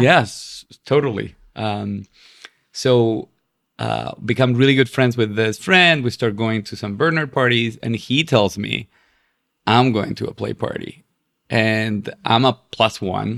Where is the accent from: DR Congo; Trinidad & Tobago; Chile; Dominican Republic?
Chile; moved away as an adult; also born or lived in West Coast, United States; now in New York, United States; i'm from chile and, and uh, being chilean